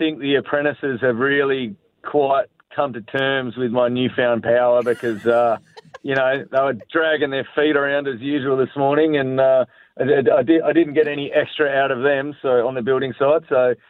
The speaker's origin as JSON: {"language": "English", "town": "Yallingup", "region": "Western Australia", "country": "Australia", "said": "I don't know how the crew in Margie's are going to feel about me being their mayor since I'm from Yelling Up."}